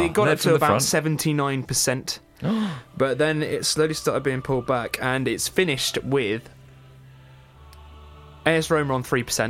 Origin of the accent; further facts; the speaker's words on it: England, United Kingdom; we're English.